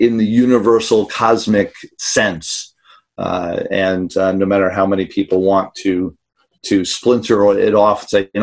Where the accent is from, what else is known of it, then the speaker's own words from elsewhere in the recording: New York City, New York, United States; I grew up in New York City